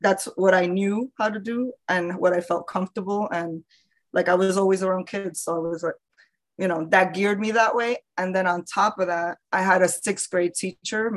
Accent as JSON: {"language": "English", "town": "New York City", "region": "New York", "country": "United States", "moved": "yes", "lives_now": "Orlando, United States", "said": "I live in Orlando, but I'm originally from the Bronx, so I'm always a Bronx girl"}